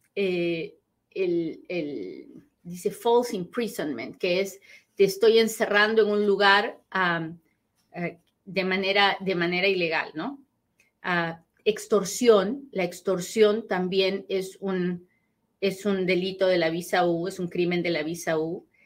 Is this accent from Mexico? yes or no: no; Peru; soy peruana